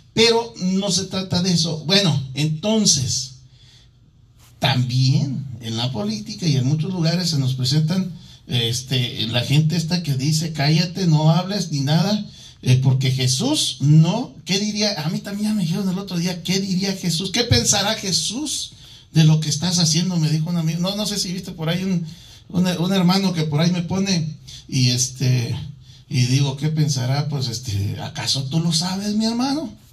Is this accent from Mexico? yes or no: yes; Mexico City, Mexico; also born or lived in Michoacán; now in Arizona, United States; yo nací en la Ciudad de México